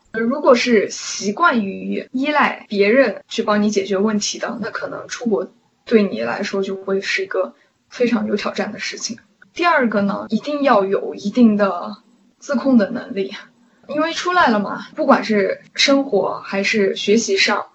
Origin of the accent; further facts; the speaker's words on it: China; moved away as an adult; now in United States; 我的同班同学是中国人的很少，有的时候上一门课就我一个中国人，然后其他全班同学都是老外